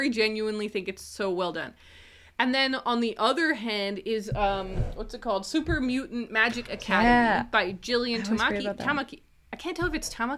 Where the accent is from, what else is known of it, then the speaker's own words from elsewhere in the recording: Southern Ontario, Canada; I grew up in Southern Ontario, so you could take a bus to New York